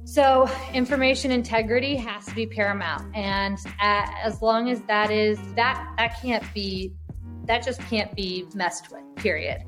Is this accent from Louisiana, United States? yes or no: yes; New Orleans, Louisiana, United States; moved away; also born or lived in New York / San Francisco; I'm from New Orleans originally, lived in New York